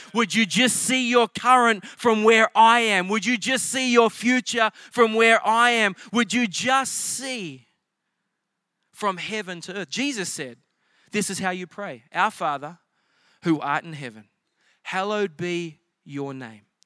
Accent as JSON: {"language": "English", "area": "South Coast", "region": "New South Wales", "country": "Australia", "tie": "born or raised there", "moved": "as an adult", "lives_now": "United States", "said": "I grew up on the South Coast."}